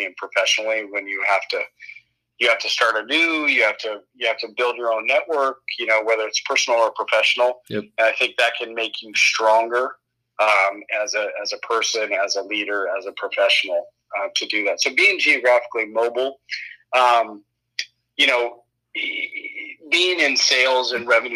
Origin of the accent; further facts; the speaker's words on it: San Diego, California, United States; moved away as an adult; also born or lived in Colorado / Denver; I'm from San Diego originally